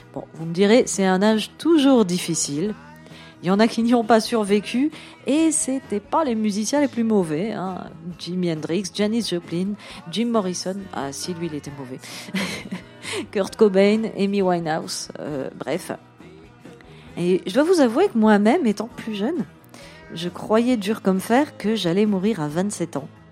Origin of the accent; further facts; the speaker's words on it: Moselle, Grand Est, France; Je proclame juste être une plouque de la Moselle